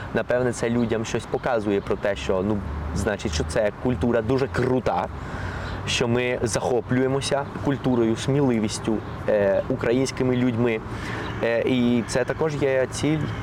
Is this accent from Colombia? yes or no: yes; Colombia; first language Spanish; Ukrainian is a second language; moved away; also born or lived in Ukraine; моя рідна мова є ну основна мова є іспанська